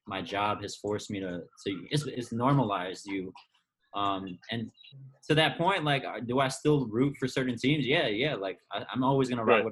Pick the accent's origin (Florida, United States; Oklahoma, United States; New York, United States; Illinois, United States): Illinois, United States; Chicago; moved away; I'm from the Chicago area.